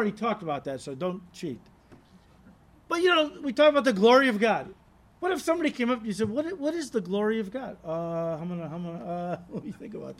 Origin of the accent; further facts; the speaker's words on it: United States; as an American